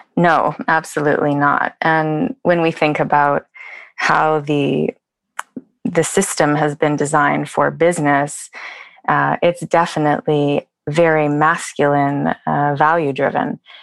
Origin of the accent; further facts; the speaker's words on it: Vancouver, British Columbia, Canada; moved away as an adult; now in Oslo, Norway; I'm originally from Vancouver, Canada, and my family is here